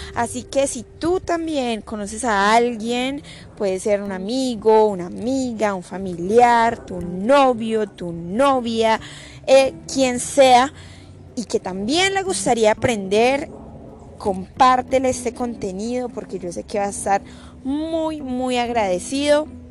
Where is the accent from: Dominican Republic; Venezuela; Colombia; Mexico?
Colombia; soy de Colombia